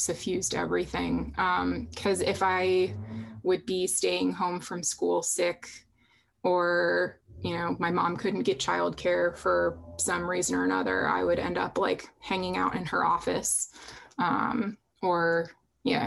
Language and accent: English; Boston, Massachusetts, United States; I'm actually from right outside of Boston. I was born in Boston, grew up like literally like 2 minutes from a Welcome to Boston sign